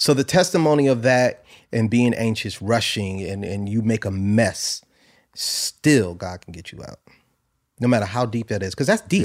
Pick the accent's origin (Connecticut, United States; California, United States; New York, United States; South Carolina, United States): Connecticut, United States; New Haven; I'm from New Haven, Connecticut